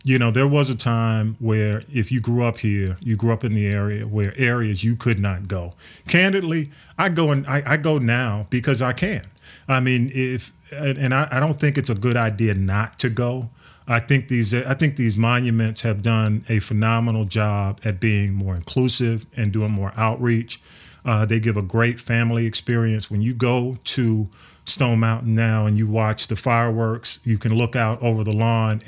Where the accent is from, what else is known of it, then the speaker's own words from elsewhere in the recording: Atlanta, Georgia, United States; the kind of things that we grew up with in Atlanta